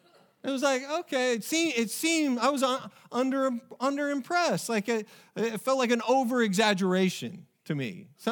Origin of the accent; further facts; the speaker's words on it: Oregon, United States; I played them in soccer while I was growing up in Oregon. And it's just a small little town.